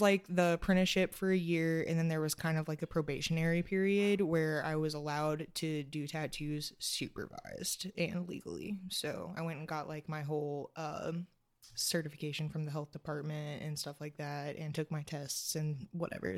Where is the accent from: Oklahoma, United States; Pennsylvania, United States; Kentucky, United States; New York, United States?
Kentucky, United States; Georgetown; moved away as an adult; now in Covington, United States; I'm from Georgetown, Kentucky